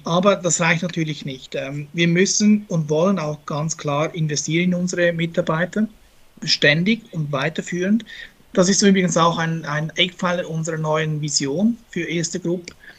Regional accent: Switzerland; moved away as an adult; now in Austria; als Schweizer

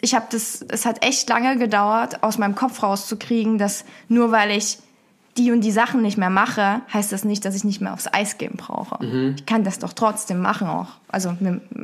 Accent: Dresden, Saxony, Germany; moved away as an adult; now in Cologne, Germany; Ich ähm, komme ursprünglich aus Dresden, ähm, bin dann vor anderthalb Jahren nach Köln gezogen bezüglich der Arbeit

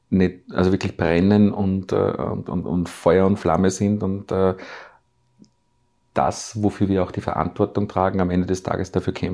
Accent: Salzburg, Austria; born there; äh, Steine bewegt in Salzburg, die vorher sogar für mich als gebürtigen Salzburger nicht vorstellbar gewesen wären

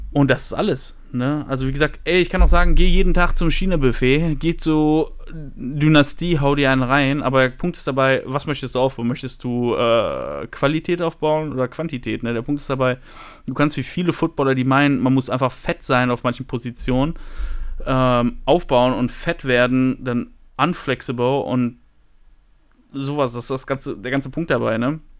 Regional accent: Paderborn, North Rhine-Westphalia, Germany; …, ich komme aus Paderborn. Gute alte Stadt.

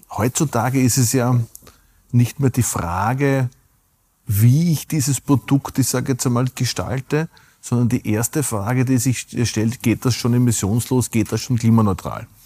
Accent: Burgenland, Austria; Und ich darf es mein Heimatbundesland zitieren. Das Burgenland ist hat einen Nationalpark.

